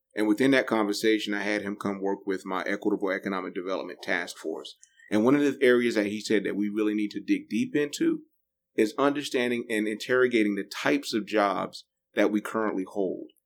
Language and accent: English; New Bern, North Carolina, United States; also born or lived in Raleigh; I'm from New Bern, l- little small rural community